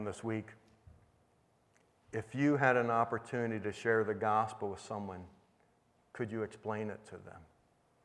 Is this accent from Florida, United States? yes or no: no; Indiana, United States; I grew up in Indiana